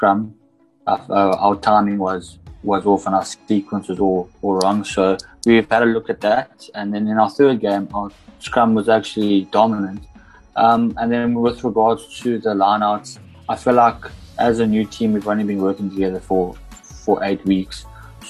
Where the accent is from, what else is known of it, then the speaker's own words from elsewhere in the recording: Grahamstown, Eastern Cape, South Africa; I come from Grahamstown, from Graham College